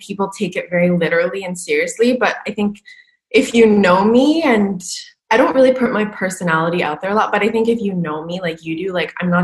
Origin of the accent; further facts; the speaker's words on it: Canada; moved away as an adult; also born or lived in Vancouver / New York / Los Angeles / Paris; I'm from Canada, but I was in Vancouver.